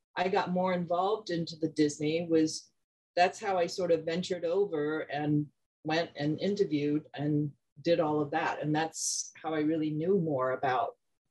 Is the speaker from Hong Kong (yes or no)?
yes; Hong Kong; moved away; growing up in Hong Kong